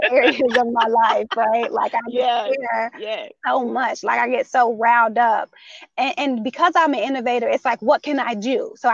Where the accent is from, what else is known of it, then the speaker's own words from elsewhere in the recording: Chicago, Illinois, United States; I'm a Chicagoan